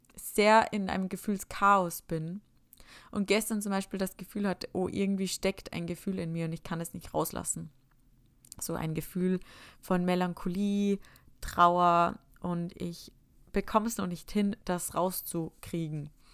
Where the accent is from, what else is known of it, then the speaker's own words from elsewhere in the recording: Upper Austria, Austria; moved away; bin ich heimgefahren nach Oberösterreich in meine Heimat